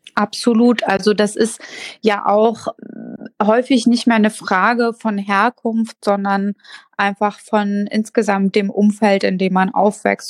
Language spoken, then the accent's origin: German; Mecklenburg-Vorpommern, Germany; als Kind in Mecklenburg-Vorpommern anzukommen